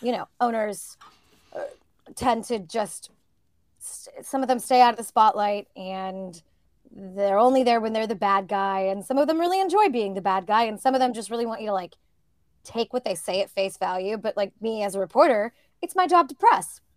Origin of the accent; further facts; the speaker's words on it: Northern California, United States; growing up in Northern California